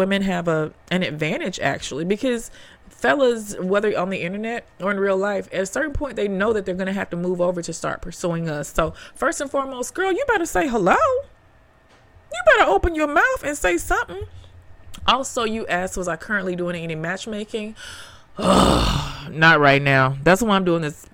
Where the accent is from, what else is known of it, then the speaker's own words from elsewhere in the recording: Memphis, Tennessee, United States; now in New York, United States; I grew up in Memphis, Tennessee.